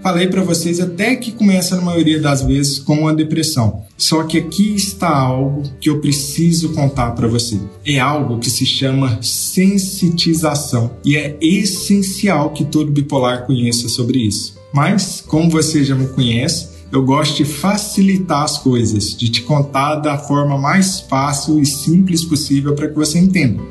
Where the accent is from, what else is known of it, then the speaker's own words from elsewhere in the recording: Minas Gerais, Brazil; eu sou de Minas